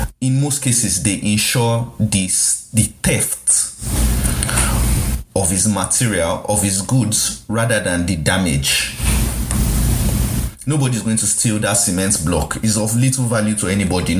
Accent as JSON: {"language": "English", "country": "Nigeria", "said": "this is me as a Nigerian"}